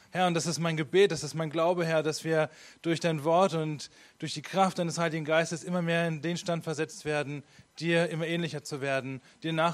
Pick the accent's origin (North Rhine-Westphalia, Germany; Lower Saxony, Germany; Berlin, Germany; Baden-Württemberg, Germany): Lower Saxony, Germany; Hameln; ich komme eigentlich aus Hameln.